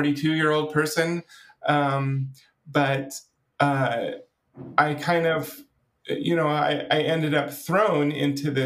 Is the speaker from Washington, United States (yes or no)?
yes; Washington, United States; now in California, United States; I grew up in Washington State as a part of a conservative Christian denomination